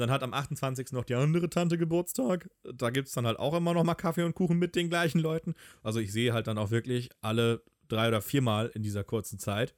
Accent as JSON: {"language": "German", "region": "Hamburg", "country": "Germany", "said": "als Hamburger"}